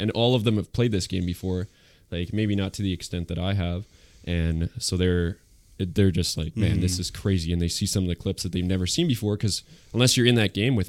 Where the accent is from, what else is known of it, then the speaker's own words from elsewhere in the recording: Winnipeg, Manitoba, Canada; now in Steinbach, Canada; I grew up in Winnipeg